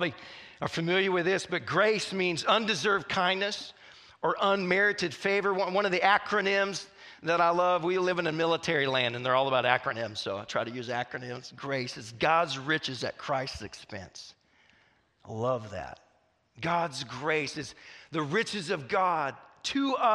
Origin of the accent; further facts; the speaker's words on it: Southwest Missouri, United States; moved away; I grew up in Southwest Missouri